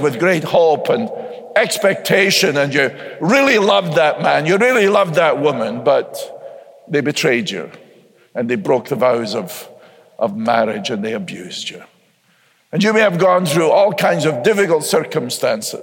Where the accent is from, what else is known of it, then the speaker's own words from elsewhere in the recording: United States; I'm an American